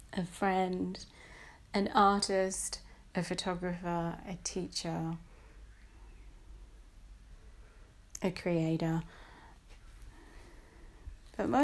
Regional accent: Belmont, New South Wales, Australia; I was born in Belmont, New South Wales.

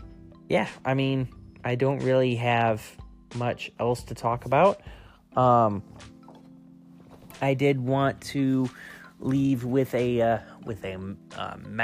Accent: United States; as an American citizen

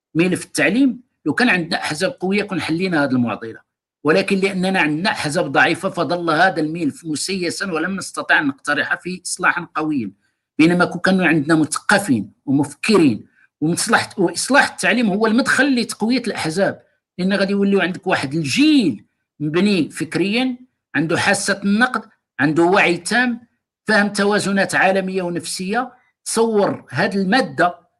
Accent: Morocco; حنا مغاربه

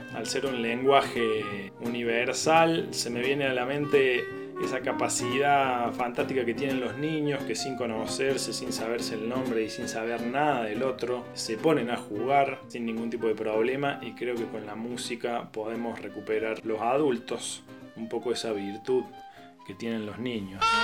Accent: Córdoba, Argentina; moved away as an adult; now in Salta, Argentina; Soy cordobés, eh, me formé musicalmente en Córdoba

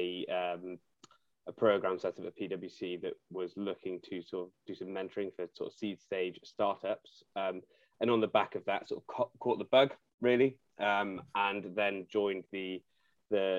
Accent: Cardiff, Wales, United Kingdom; moved away as an adult; also born or lived in Nottingham; I was born and raised in Cardiff, then went to Nottingham University

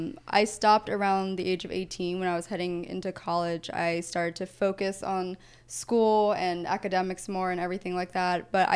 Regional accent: near Reading / Lancaster County, small town in Pennsylvania, United States; Well, speaking of Pennsylvania, I'm born and raised

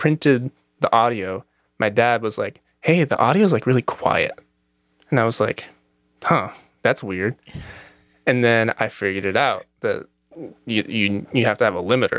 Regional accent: Newberg, Oregon, United States; I was raised just outside of Portland.

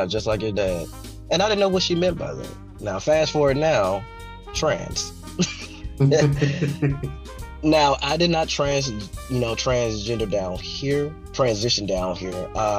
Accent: Hooks, Texas, United States; I grew up in Texas, born and raised here

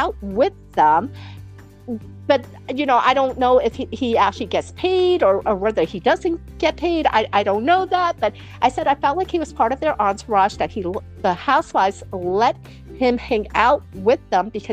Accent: New York City, New York, United States; I'm from New York City

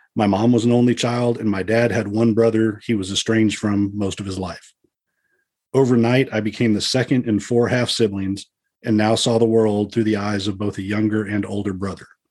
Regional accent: Dallas, Texas, United States; I was born in 1970 in Dallas, Texas

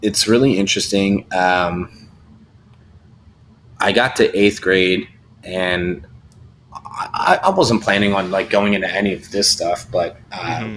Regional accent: Delaware County, Pennsylvania, United States; I grew up in Delaware County, Pennsylvania

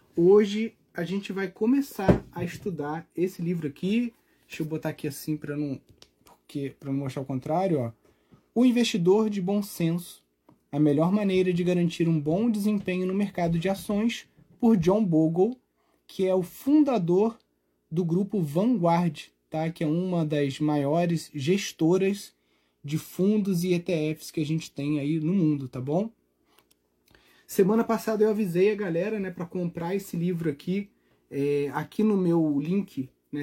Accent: Brazil; como brasileiros

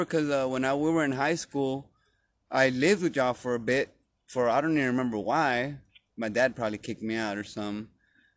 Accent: Dallas, Texas, United States; we've been in this neighborhood, since I was born

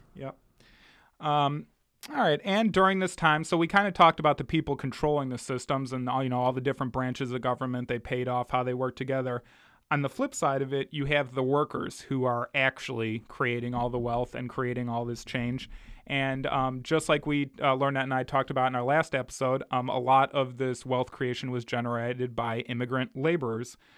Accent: United States; growing up in America, in the, you know, the, the, the belly of the beast

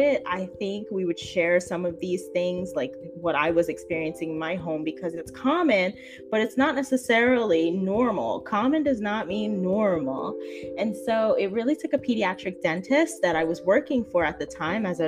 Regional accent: New Jersey, United States; I am from Jersey. I'm a Jersey girl all the way

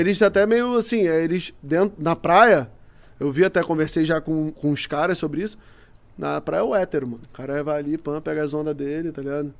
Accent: Rio de Janeiro, Brazil; eu já fui criado na Curicica

